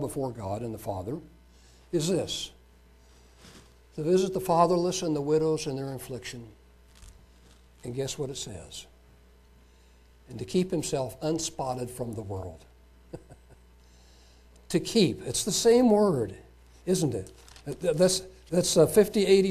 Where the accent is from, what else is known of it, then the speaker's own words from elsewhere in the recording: United States; Being an American, growing up in this country